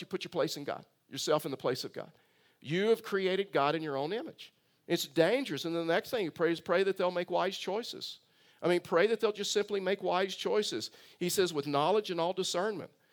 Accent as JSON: {"language": "English", "town": "Tyler", "region": "Texas", "country": "United States", "tie": "born or raised there", "also_born_or_lived": "Bay City, Texas", "said": "I was raised in Texas"}